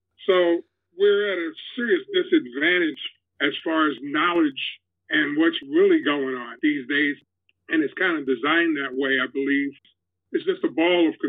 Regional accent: New York, United States; I'm from New York, yes. From Harlem

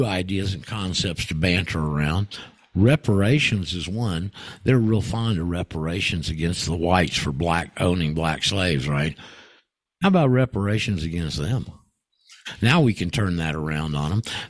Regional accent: Anchorage, Alaska, United States; moved away; I grew up in Alaska. I spent 4 years in Anchorage when I was in my teens and high school years there

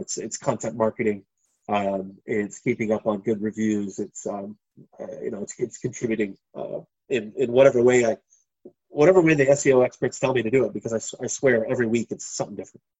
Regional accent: Minneapolis area, Minnesota, United States; moved away as an adult; now in Phuket, Thailand; the only riots I've ever lived through in my hometown.

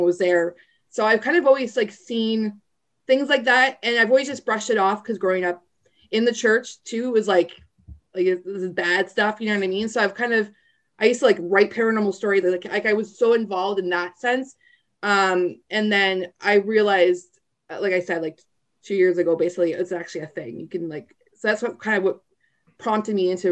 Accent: Niagara Falls, Ontario, Canada; I grew up in Niagara Falls.

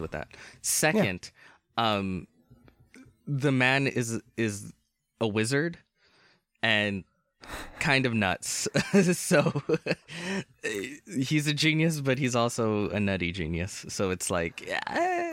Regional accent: United States; I'm American

